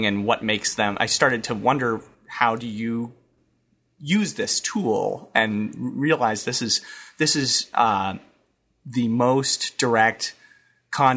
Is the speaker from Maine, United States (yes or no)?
yes; Maine, United States; moved away; I'm from Maine originally